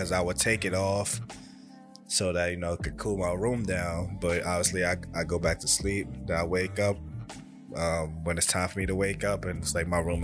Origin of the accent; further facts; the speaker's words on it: New York, United States; moved away; I grew up born and raised in New York, and it's where I spent basically my childhood at. Then I moved over, I moved out of state